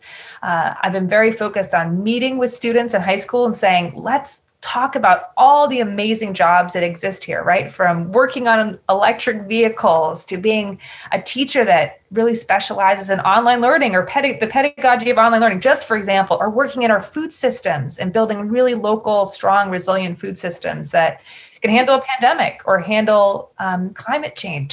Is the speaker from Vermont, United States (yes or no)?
yes; Newbury, Vermont, United States; I grew up in Newberry, which is in Orange County, Vermont